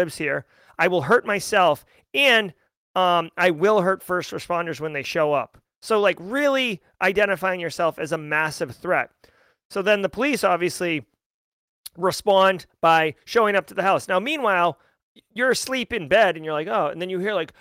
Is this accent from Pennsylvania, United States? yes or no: no; Groveland, Massachusetts, United States; I am from Massachusetts, Groveland